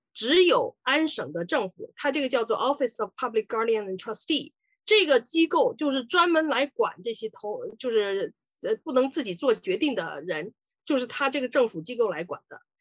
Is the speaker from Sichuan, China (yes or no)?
yes; Sichuan, China; moved away as an adult; also born or lived in Chongqing; now in Ontario, Canada; 我是四川人。呃，以前呢是八九年到加拿大，已经三十几年了吧